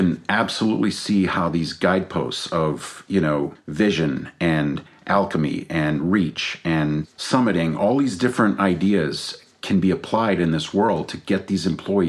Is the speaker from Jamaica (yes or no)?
no; Belgium; also born or lived in Brazil / England / Denmark; now in United States; I was born in Brazil. We grew up in Belgium. I went to boarding school in England, a couple of years in Denmark. My mom's from Denmark.